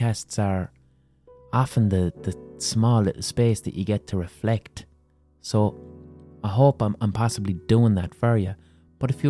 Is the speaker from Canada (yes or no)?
no; Limerick, Munster, Ireland; I'm just someone from Limerick